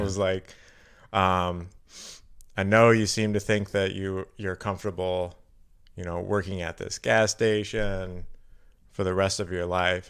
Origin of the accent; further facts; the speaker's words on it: Carbondale, Illinois, United States; now in Milwaukee, United States; I'm from Southern Illinois. Um, so I was born in Carbondale, Illinois